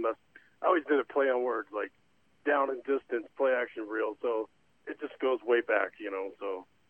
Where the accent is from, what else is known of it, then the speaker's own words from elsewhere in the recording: Texas, United States; now in Gilbert, United States; I'm from Texas originally